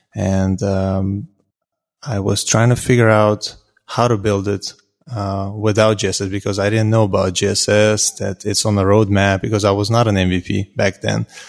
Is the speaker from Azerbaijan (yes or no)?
yes; Azerbaijan; now in Houston, United States; I'm originally from Azerbaijan, um, but I lived in Houston, Texas now for close to seventeen years.